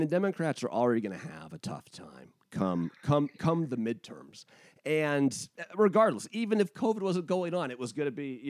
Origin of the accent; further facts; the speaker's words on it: United States; as an American